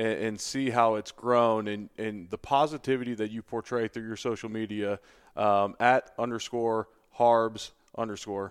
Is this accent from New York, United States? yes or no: no; Cincinnati, Ohio, United States; moved away as an adult; also born or lived in Buffalo; now in Louisville, United States; the people I grew up around in Cincinnati